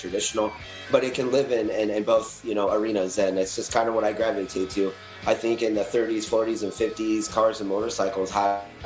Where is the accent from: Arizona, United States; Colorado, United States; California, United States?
Colorado, United States; also born or lived in Wyoming; So I lived in Colorado for most of my life. I was born in Wyoming, moved to Colorado.